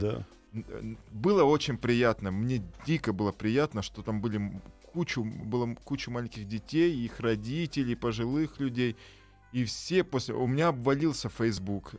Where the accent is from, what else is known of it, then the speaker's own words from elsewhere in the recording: Tyrnyauz, Kabardino-Balkaria, Russia; moved away; also born or lived in Tbilisi, Georgia; Я города Тырнаус, Кабардино-Балкарии. Э, что в Кабардино-Балкарии. Я там родился, но каждое лето я был в, жил в, Тбили, в Тбилиси